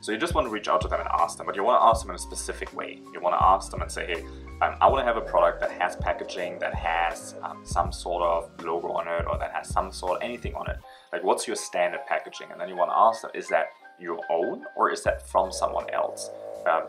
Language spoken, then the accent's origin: English; Germany; moved away as an adult; now in China; I'm originally from Germany, but now I'm in China for about 7 years